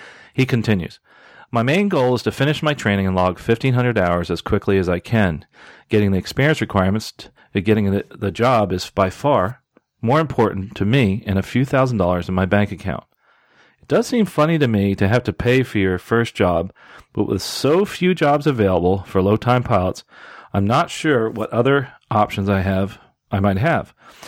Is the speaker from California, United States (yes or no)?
no; Charlotte, North Carolina, United States; live in my hometown of Charlotte, North Carolina.